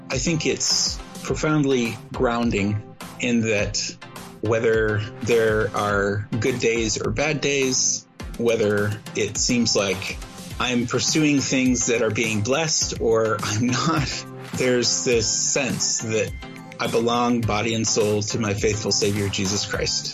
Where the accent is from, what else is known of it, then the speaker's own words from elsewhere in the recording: Midwest, United States; growing up in the Midwest